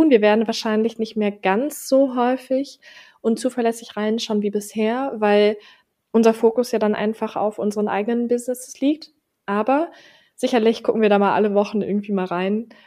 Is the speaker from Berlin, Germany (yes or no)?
yes; Berlin, Germany; Wir kommen beide aus Berlin.